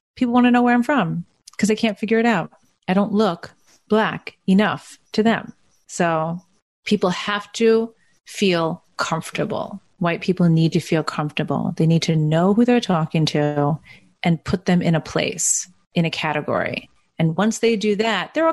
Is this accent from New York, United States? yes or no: yes; Long Island, New York, United States; I'm from Brooklyn, which is not really true. I grew up in Long Island